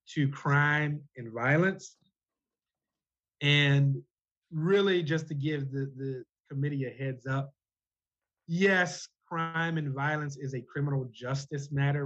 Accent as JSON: {"language": "English", "town": "Peoria", "region": "Illinois", "country": "United States", "tie": "born or raised there", "said": "my community, my hometown of Peoria"}